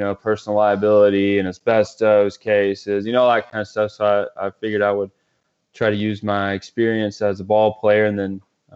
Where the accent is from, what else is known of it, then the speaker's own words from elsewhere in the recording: Greenville, South Carolina, United States; I grew up in Greenville, South Carolina, upstate